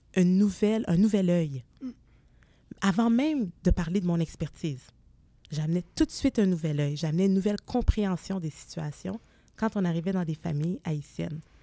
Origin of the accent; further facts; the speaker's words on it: Montreal suburbs, Quebec, Canada; Je suis née à Montréal, mais très jeune, j'ai déménagé en banlieue